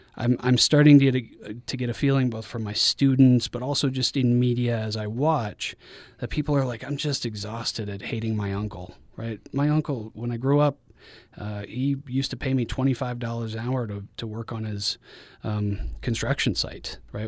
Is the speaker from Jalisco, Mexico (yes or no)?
yes; Guadalajara, Jalisco, Mexico; moved away; also born or lived in Denver, Colorado, United States; I'm from Denver, Colorado, but I grew up in, in Guadalajara, Mexico for many of my formative years